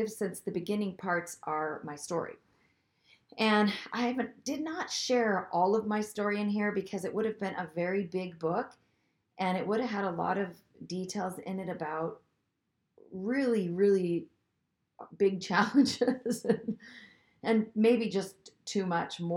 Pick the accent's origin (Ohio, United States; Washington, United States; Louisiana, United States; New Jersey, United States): Washington, United States; Seattle; I grew up in the Seattle area of the Pacific Northwest